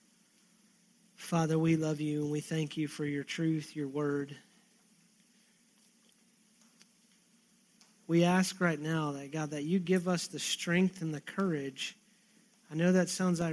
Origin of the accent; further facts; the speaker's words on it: Texas, United States; I'm a Texan